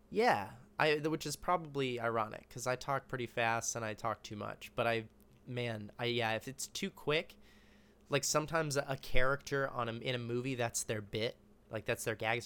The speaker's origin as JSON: {"language": "English", "town": "Austin", "region": "Texas", "country": "United States", "tie": "born or raised there", "also_born_or_lived": "Dallas, Texas", "moved": "as an adult", "said": "I grew up in Austin."}